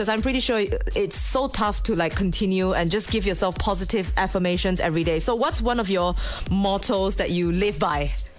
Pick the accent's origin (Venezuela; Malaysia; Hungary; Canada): Malaysia; Sarawak; moved away; every time I visit my hometown in Sarawak